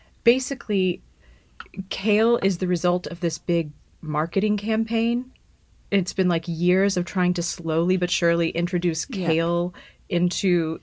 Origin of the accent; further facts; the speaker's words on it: Dallas, Texas, United States; I grew up in Dallas.